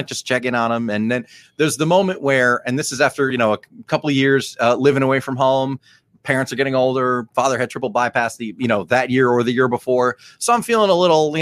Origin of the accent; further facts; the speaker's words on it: Lakewood and Brick area, New Jersey, United States; we grew up in the Lakewood and Brick area